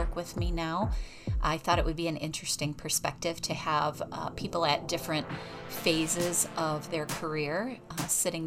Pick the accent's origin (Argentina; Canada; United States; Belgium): United States; accent: American; my American accent